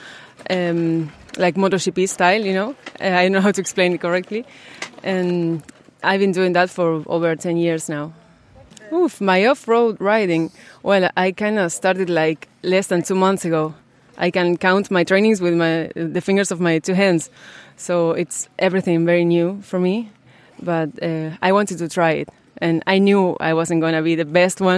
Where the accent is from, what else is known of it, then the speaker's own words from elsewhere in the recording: Argentina; also born or lived in San Lorenzo; I'm from Argentina. I live in a city called San Lorenzo.